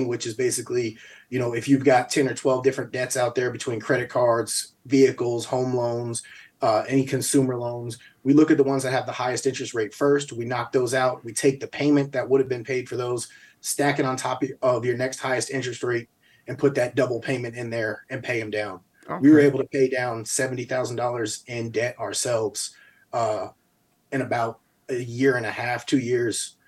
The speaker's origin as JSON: {"language": "English", "town": "Albany", "country": "United States", "tie": "born or raised there", "also_born_or_lived": "New Mexico", "moved": "yes", "said": "growing up in Albany, we got a lot of family members who won't be able to retire"}